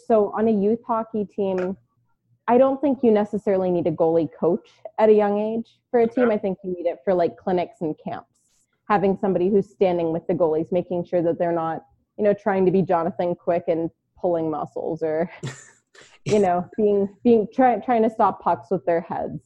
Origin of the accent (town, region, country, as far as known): Baltimore, Maryland, United States; born or raised there; also born or lived in New York / Houston; now in Arizona, United States